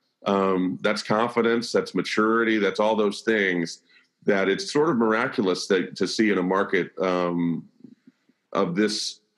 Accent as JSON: {"language": "English", "town": "Birmingham", "region": "Alabama", "country": "United States", "tie": "born or raised there", "moved": "as an adult", "lives_now": "Nashville, United States", "said": "I'm born and raised in the South, born and raised in Birmingham, Alabama, moved to Nashville in 1999, met my wife here, never left"}